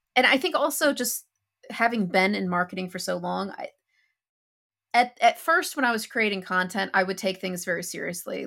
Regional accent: United States; moved away as an adult; I'm an American who hasn't lived in America since twenty sixteen

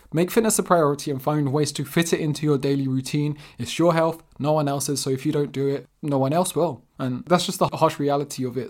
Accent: London, United Kingdom; I'm actually born and raised in London, South London specifically, and my parents are Portuguese

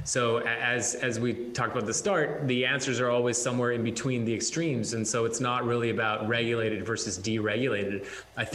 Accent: Alberta and Western Canada, Canada; moved away; I grew up in Alberta and Western Canada, where minus 40 is a routine

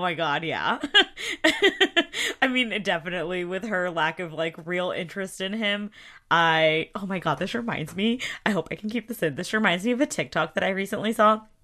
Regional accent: the South, United States; I'm from the South

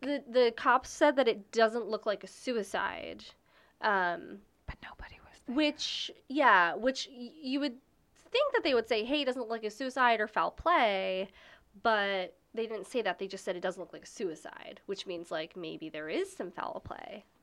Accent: Baltimore, Maryland, United States; moved away; also born or lived in Virginia; I'm from Baltimore. Um, I grew up in Baltimore. I moved to the county, then I moved to Virginia eventually

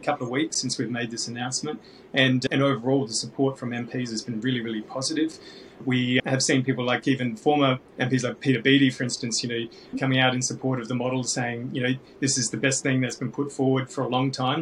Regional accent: Australia; Australians get a choice about who our head of state is

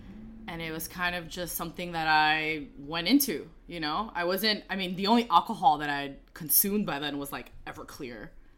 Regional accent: New York City, New York, United States; And I'm born and raised in the Bronx. And I grew up in the projects

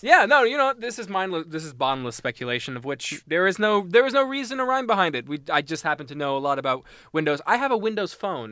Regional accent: Mississauga, Ontario, Canada; I'm from Mississauga

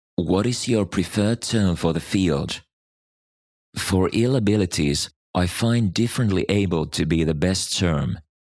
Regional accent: Netherlands; born or raised there

